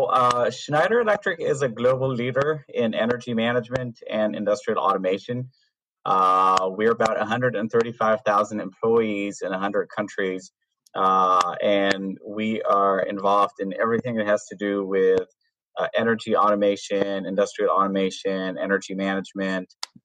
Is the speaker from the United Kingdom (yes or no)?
no; Canada; now in Boston, United States; So I'm also based in the US. I'm from Canada. I'm based in Boston.